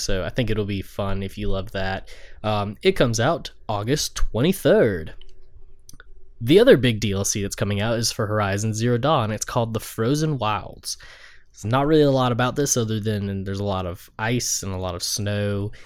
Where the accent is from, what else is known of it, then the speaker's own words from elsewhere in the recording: the South, United States; Drew and I grew up in the South.